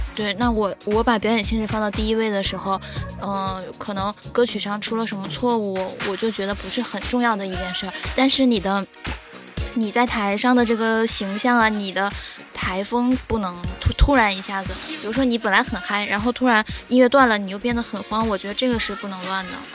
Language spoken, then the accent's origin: Chinese; Jilin, China; 我是来自吉林省的